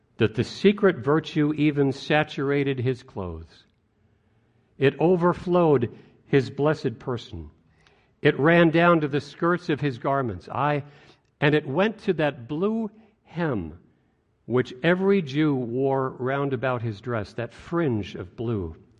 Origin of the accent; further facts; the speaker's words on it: White Plains, New York, United States; As a child, growing up in White Plains, New York